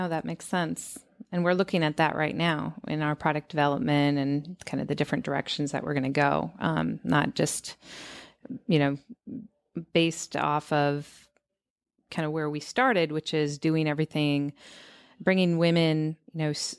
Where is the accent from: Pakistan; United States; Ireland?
United States; Seattle, Washington; Well, I come from Seattle